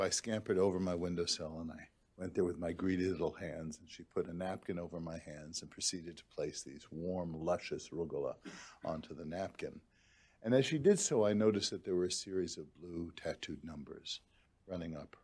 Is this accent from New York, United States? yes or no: yes; New York City, New York, United States; now in Michigan, United States; I grew up in Brooklyn, New York